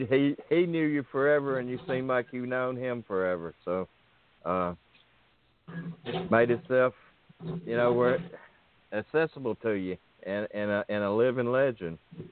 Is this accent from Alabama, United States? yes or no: yes; Birmingham, Alabama, United States; born or raised there